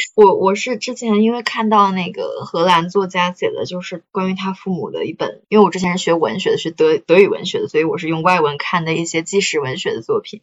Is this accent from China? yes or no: yes; China; 我们中国人